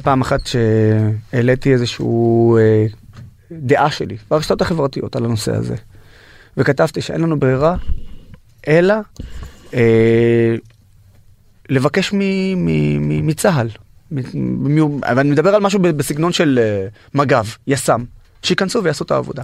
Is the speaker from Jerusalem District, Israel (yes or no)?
no; Nazareth, Northern District, Israel; also born or lived in Haifa; נולדתי בחיפה, שזו העיר המעורבת הכי גדולה בארץ. וגדלתי בנצרת, שזו העיר הערבית הכי גדולה בארץ